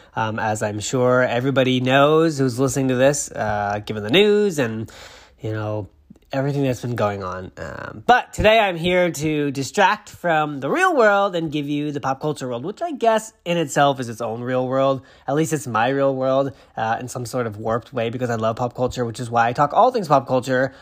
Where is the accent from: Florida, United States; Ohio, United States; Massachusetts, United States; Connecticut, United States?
Massachusetts, United States; born or raised there